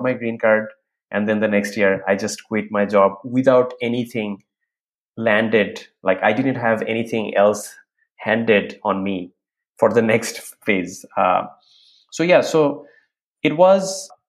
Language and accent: English; Bangladesh; moved away as an adult; now in United States; after graduating from my undergrad, I was working in an airlines company in Bangladesh